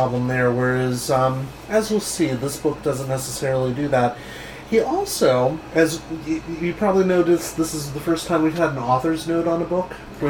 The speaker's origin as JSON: {"language": "English", "country": "United States"}